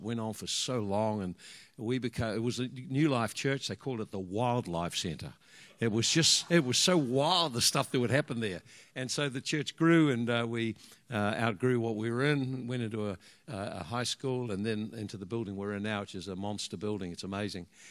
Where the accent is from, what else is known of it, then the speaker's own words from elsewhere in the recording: Hawke's Bay, New Zealand; also born or lived in Dannevirke / Hastings; we come from uh, we come from the Hawke's Bay